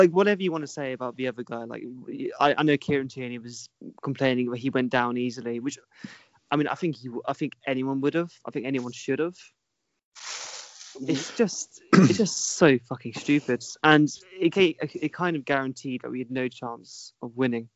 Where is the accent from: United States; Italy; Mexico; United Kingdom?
United Kingdom; England; I'm from England